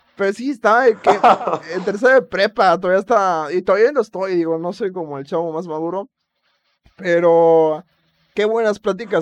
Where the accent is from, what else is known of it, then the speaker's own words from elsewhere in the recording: Acapulco, Guerrero, Mexico; soy orgulloso de que soy de Acapulco